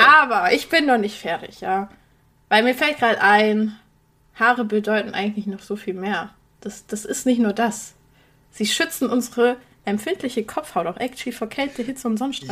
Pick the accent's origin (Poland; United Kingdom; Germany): Poland; moved away; ich stamme aus Polen